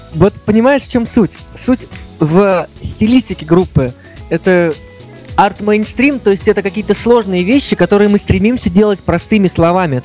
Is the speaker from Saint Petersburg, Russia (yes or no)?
yes; Saint Petersburg, Russia; Я всю жизнь прожил в Петербурге, пока